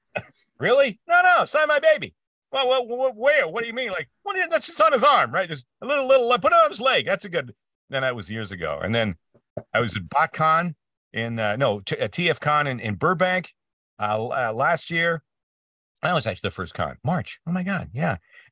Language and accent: English; Canada; all my heroes growing up in Canada were across the border.